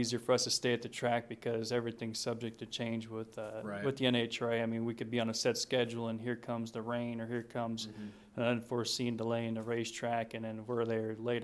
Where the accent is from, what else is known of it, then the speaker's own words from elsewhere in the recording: Youngstown, Ohio, United States; being from Youngstown